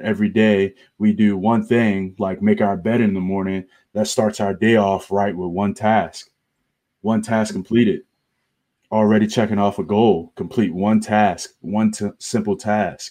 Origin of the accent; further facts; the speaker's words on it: Baltimore, Maryland, United States; moved away as an adult; also born or lived in Clemson, South Carolina; I am from Baltimore, Maryland. I grew up around East Baltimore.